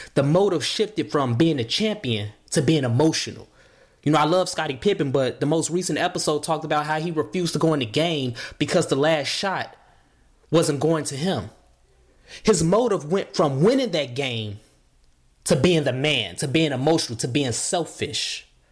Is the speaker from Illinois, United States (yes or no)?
yes; Chicago, Illinois, United States; growing up in Chicago